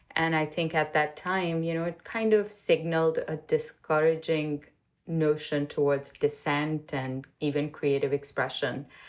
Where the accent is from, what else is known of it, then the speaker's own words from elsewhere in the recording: Pakistan; moved away as an adult; now in United States; I grew up in Pakistan. I came to the U.S. in 1993